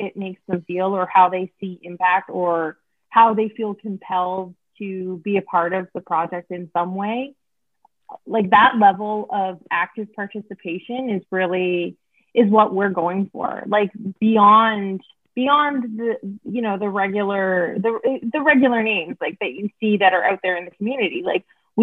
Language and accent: English; Oshawa, Ontario, Canada; moved away; I'm from Oshawa.